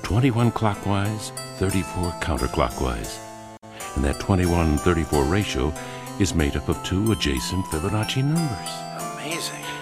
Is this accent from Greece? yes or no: yes; Greece; from Greece